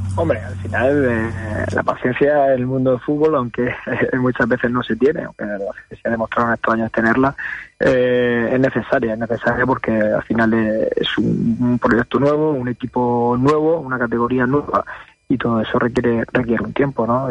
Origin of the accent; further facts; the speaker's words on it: Murcia, Region of Murcia, Spain; Yo, yo soy de Murcia